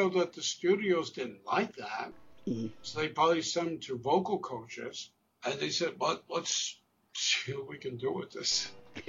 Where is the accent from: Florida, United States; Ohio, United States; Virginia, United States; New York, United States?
New York, United States; Brooklyn; More than one person would say, "Are you from Canada?" I'm like, "No, I'm from Brooklyn." You have a Canadian accent. I'm like, "Really?"